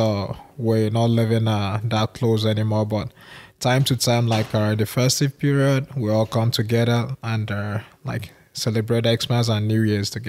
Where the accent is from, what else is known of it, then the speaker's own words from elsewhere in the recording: Boko, Benue, Nigeria; I was born and raised in Benue State, Boko to be precise.